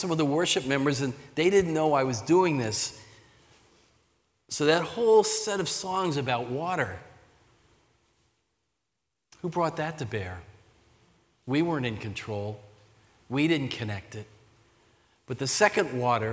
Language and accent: English; Sea Bright, New Jersey, United States; moved away as an adult; also born or lived in Pennsylvania; I'm a Jersey kid. I grew up in the Jersey Shore near Seabright, Rumson Ferry, in that whole area.